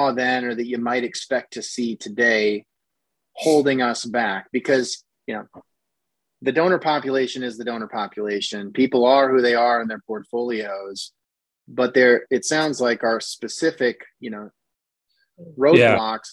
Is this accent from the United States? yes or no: yes; Iowa, United States; I grew up in Iowa